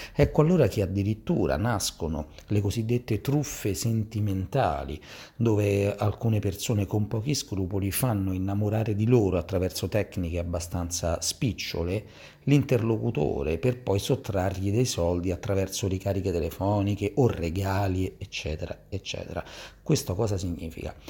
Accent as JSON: {"language": "Italian", "town": "Gioiosa Marea", "region": "Sicily", "country": "Italy", "moved": "yes", "lives_now": "Rome, Italy", "said": "fisioterapista e ipnoterapista di Roma e parlo però dalla Sicilia dal mio paese di origine, Gioiosa Marea, in provincia di Messina"}